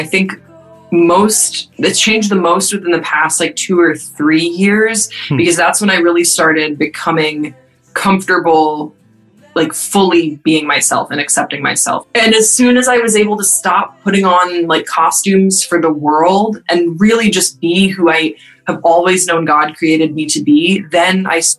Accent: Waterloo, Wallonia, Belgium; So I grew up in Waterloo, Belgium, but my parents are American and my dad is an Episcopal priest. So I grew up in the rectory

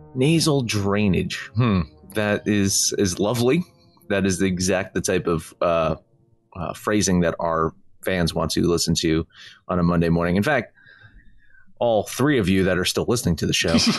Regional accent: New Jersey, United States; I'm from New Jersey

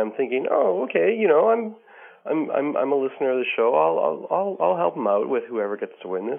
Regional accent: Calgary, Alberta, Canada; now in Ottawa, Canada; I'm from originally from Calgary, Alberta. I'm living in Ottawa right now.

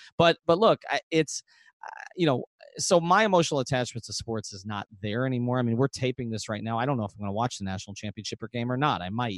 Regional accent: Long Island, New York, United States; moved away as an adult; now in South Florida, United States; I grew up in Long Island and I played Strat-O-Matic and APBA.

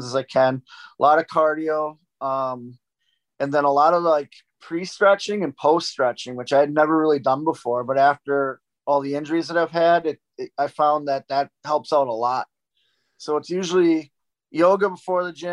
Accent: Milwaukee, Wisconsin, United States; I'm from Milwaukee.

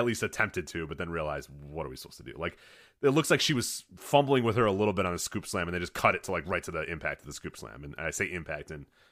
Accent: Midwest, United States; I grew up in the Midwest

